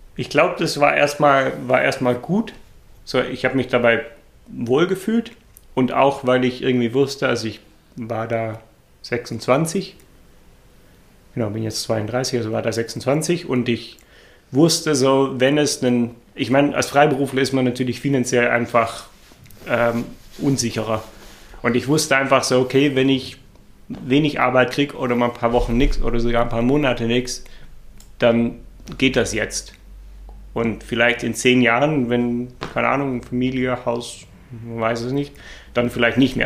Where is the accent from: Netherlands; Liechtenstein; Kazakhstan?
Netherlands; German is a second language; moved away as an adult; now in Germany; ich äh, bin gebürtiger Holländer